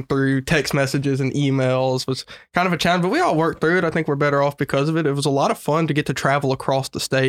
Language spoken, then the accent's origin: English; Winfield, Louisiana, United States; So I'm from a small town in Wynn Parish called Winfield, Louisiana.